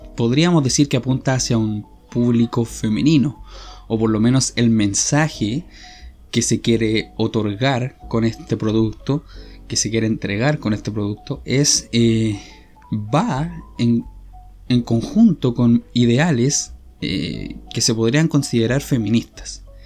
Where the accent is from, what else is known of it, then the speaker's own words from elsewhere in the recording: Chile; yo soy chileno, soy de Chile